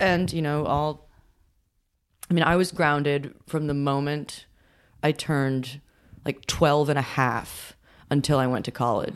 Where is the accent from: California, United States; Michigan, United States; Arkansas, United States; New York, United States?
New York, United States; growing up in New York